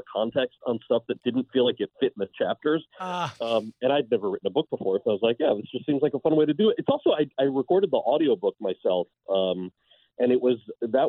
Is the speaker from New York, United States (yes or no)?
no; New Jersey, United States; moved away; also born or lived in California; I was born and raised in New Jersey